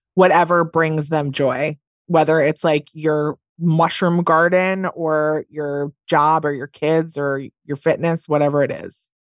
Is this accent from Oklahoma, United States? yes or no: no; Wisconsin, United States; I'm from Wisconsin